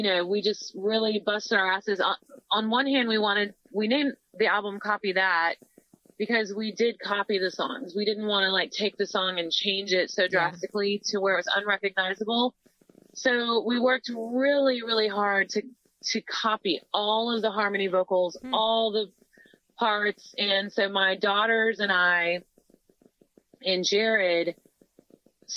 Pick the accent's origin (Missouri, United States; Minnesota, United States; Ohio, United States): Missouri, United States; I'm from Missouri. I'm a farm girl.